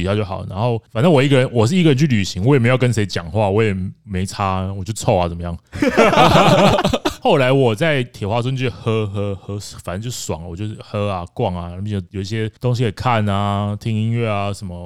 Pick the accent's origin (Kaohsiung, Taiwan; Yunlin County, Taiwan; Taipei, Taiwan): Kaohsiung, Taiwan; 我是高雄人